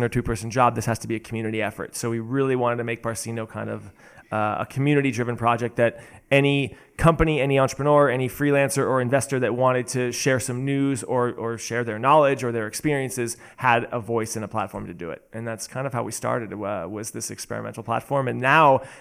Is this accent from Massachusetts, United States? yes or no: yes; Boston, Massachusetts, United States; moved away as an adult; also born or lived in Boulder, Colorado / Southern California; now in Barcelona, Spain; I'm from the States originally. I grew up in Boston, outside of Boston, Massachusetts